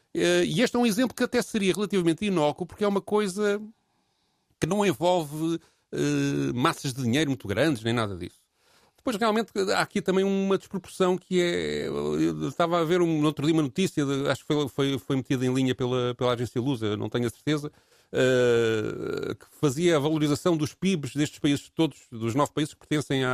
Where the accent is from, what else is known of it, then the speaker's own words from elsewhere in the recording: Portugal; somos portugueses